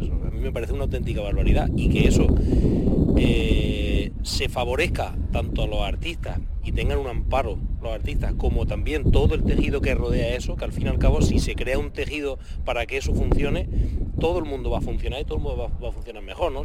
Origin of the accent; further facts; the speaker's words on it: Andalusia, Spain; como andaluces